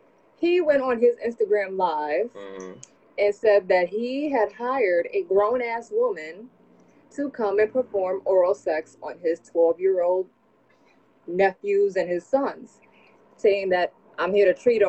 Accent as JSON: {"language": "English", "town": "New York City", "region": "New York", "country": "United States", "said": "I am that bitch from the Bronx"}